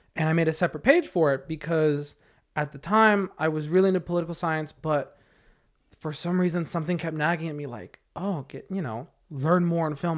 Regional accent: Camarillo, California, United States; I grew up in Camarillo

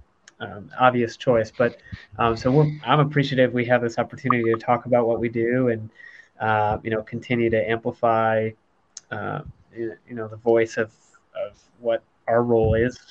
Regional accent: Michigan, United States; moved away; I grew up in Michigan

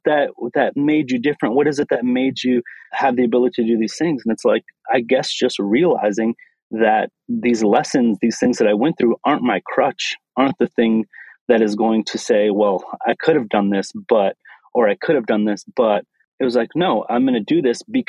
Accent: Lansing, Michigan, United States; So I come from Lansing, Michigan, born and raised in the Midwest

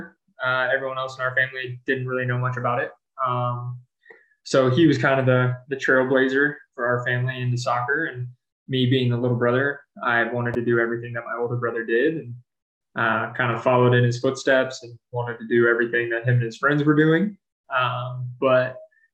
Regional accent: Twinsburg, Ohio, United States; moved away as an adult; also born or lived in Cleveland, Ohio; I was born and raised in Twinsburg

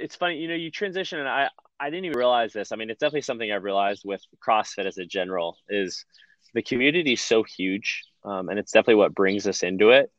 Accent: San Francisco Bay Area, California, United States; also born or lived in Boulder, Colorado; now in Nashville, United States; We're both from the Bay Area and San Francisco Bay Area, California.

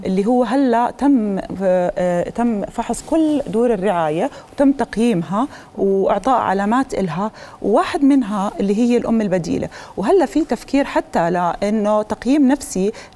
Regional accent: Jordan; انا بعتز في انه انا كاردنيه

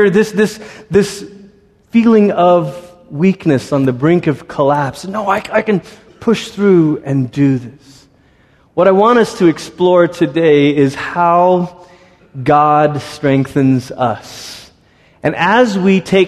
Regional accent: Malaysia; moved away; also born or lived in Singapore; I grew up in Malaysia and Singapore, and Singapore is kind of the tip of Malaysia

